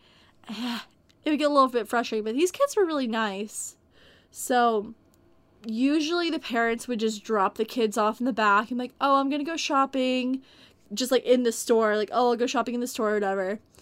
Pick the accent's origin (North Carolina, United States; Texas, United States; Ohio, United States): Texas, United States; I come from Texas, and we get tornadoes here sometimes